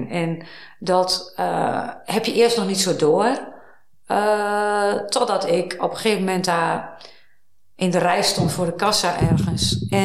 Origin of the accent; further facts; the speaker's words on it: Hilversum, North Holland, Netherlands; born there; ik ben in Hilversum geboren. Van, hé, hey, ik ben hier vlak, vlakbij geboren.